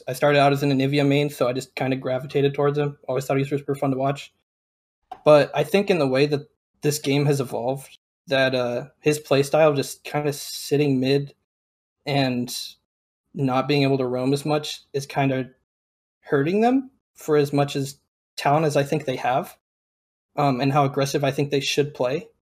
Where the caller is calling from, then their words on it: Boise, Idaho, United States; Boise, Idaho.